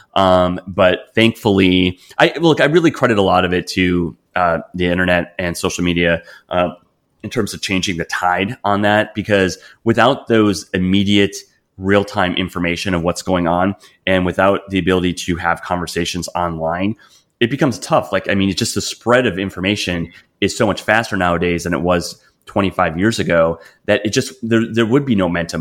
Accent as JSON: {"language": "English", "region": "Wisconsin", "country": "United States", "tie": "born or raised there", "said": "growing up in Wisconsin"}